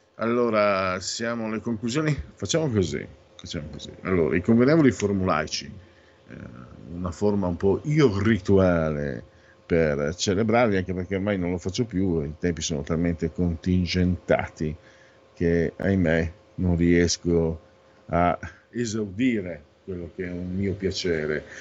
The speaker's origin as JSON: {"language": "Italian", "region": "Friuli-Venezia Giulia", "country": "Italy", "tie": "born or raised there", "said": "vengo a Friuli, Friuli Veneto"}